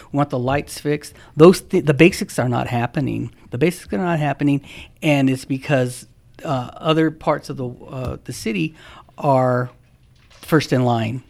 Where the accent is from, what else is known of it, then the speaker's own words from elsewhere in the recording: San Bernardino, California, United States; I'm born and raised in San Bernardino in Meadowbrook, and I'm proud of it, and I still live there. We were poor.